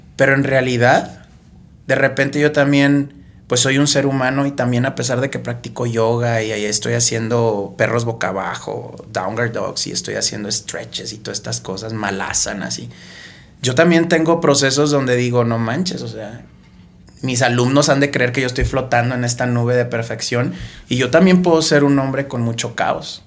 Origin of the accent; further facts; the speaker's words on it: Tampico, Tamaulipas, Mexico; yo soy de Tampico.